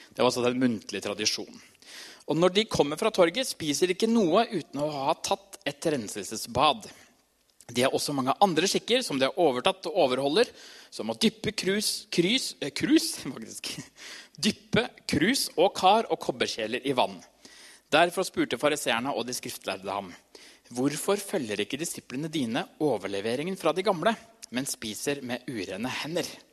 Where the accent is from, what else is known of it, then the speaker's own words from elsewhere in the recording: Trysil, Innlandet, Norway; moved away; Jeg kommer fra Trysil